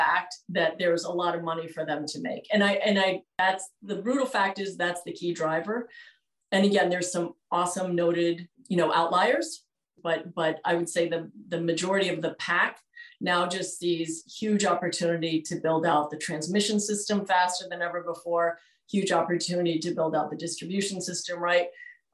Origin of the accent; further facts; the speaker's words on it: New York City, New York, United States; moved away; also born or lived in Vermont; I grew up in Manhattan and started my career there